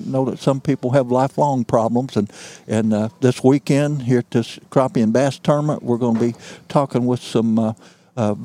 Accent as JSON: {"language": "English", "area": "Mississippi County", "region": "Missouri", "country": "United States", "said": "I'm a swamp rat. I came from Mississippi County, Missouri"}